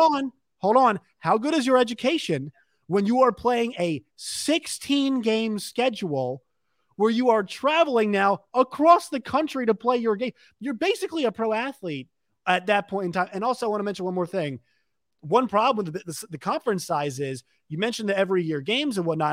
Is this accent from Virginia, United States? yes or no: yes; Virginia, United States; I'm from Virginia.